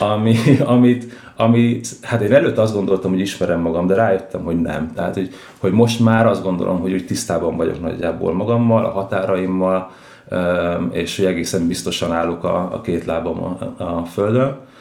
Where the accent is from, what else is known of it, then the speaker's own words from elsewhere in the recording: Budapest, Hungary; Budapesten, a belvárosban nőttem föl